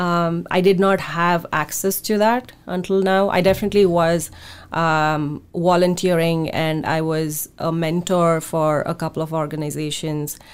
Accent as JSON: {"language": "English", "country": "India", "tie": "born or raised there", "moved": "yes", "lives_now": "Seattle, United States", "said": "when I was growing up in India."}